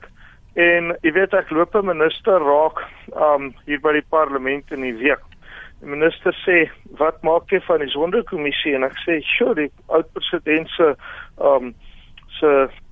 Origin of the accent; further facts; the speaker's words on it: South Africa; as 'n Suid-Afrikaner